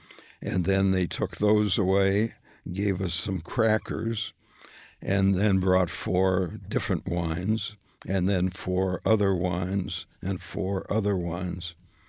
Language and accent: English; Minneapolis, Minnesota, United States; moved away; also born or lived in New York; I grew up in Minneapolis, right. But we moved to New York